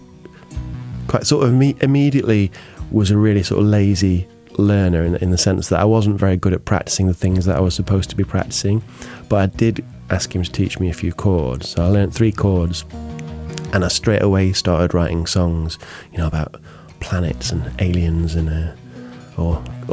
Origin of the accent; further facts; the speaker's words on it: Derbyshire, East Midlands, United Kingdom; also born or lived in Cheltenham; I grew up in Derbyshire. I was actually born in Cheltenham down south, but from being a baby lived in Derbyshire